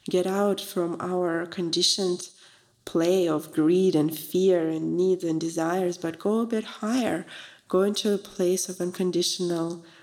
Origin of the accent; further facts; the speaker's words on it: Russia; moved away; I'm from Russia originally, so it's a very big tradition to offer tea to a guest.